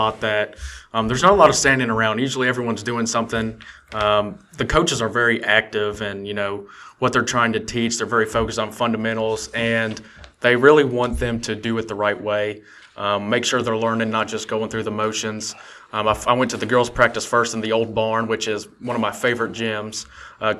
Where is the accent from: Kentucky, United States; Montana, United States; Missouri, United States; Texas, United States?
Kentucky, United States; Bracken County; I was from Bracken County.